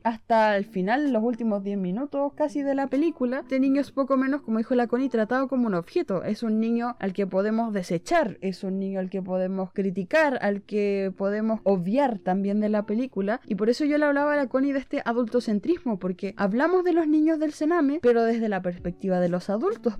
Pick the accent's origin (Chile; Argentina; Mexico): Chile; southern Chile; yo soy del sur de Chile